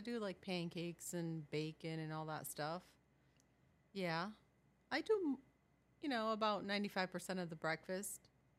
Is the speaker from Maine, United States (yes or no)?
no; New Britain, Connecticut, United States; moved away as an adult; now in Georgia, United States; I was born and raised in New Britain, Connecticut. My parents are from Puerto Rico, but I was born and raised there. I am probably as white as snow, so you would never think I'm Hispanic